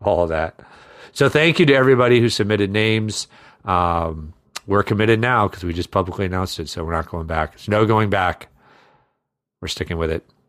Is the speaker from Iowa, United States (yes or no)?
yes; Iowa, United States; I grew up in Iowa